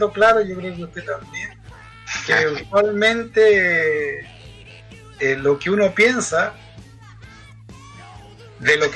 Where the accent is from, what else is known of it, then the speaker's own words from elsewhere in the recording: Antofagasta, Chile; quizás yo soy una persona nacida, estudiado, vivido, casado. Eh, soy antofagastino 100%.